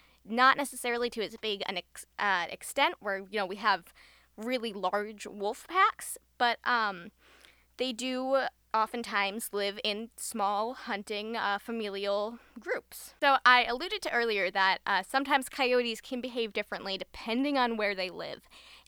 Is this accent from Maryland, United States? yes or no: no; Chicago, Illinois, United States; So, for example, I am from the Chicago area, and we have a lot of big parks in the city.